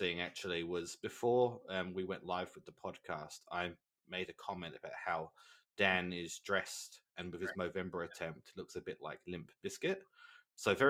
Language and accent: English; England, United Kingdom; I grew up in England